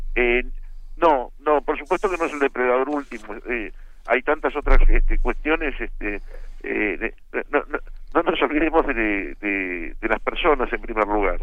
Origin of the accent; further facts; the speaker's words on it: Argentina; el único argentino